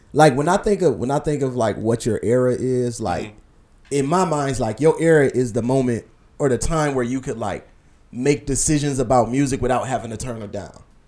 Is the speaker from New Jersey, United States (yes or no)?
no; Cleveland, Ohio, United States; as a kid born and raised in Cleveland